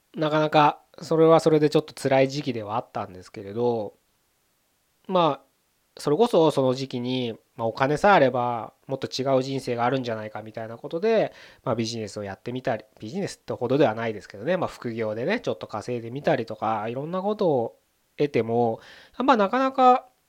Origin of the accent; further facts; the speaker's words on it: Japan; 僕らこのね日本に生まれて生きてます